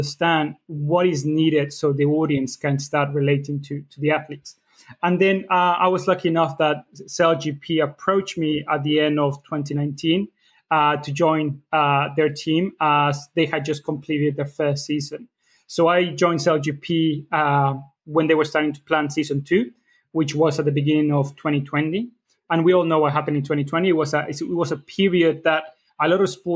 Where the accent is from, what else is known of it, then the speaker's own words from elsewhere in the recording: Mexico; moved away as an adult; now in United Kingdom; I am from Mexico